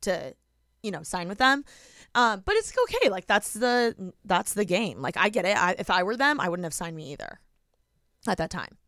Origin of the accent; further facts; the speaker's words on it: Indiana, United States; moved away as an adult; now in Los Angeles, United States; I'm from Indiana